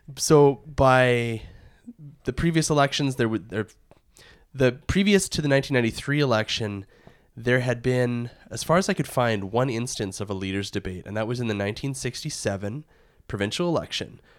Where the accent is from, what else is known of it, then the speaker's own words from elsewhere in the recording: Warrenville, Alberta, Canada; I grew up in Warrenville, and our community hall was the parish Hall.